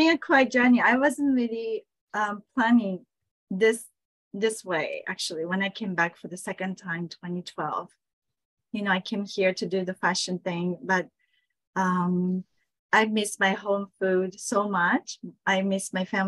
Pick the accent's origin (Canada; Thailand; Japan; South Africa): Japan; Saitama; moved away; also born or lived in Tokyo; I was born in Tokyo, grew up in Saitama, which is like suburbs of Tokyo.